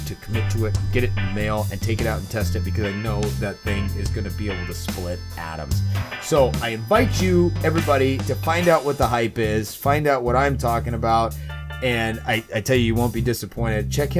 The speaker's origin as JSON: {"language": "English", "region": "Colorado", "country": "United States", "said": "I came from Colorado before moving to the world famous New Sheffield, and it is very cold and dry there during the winter"}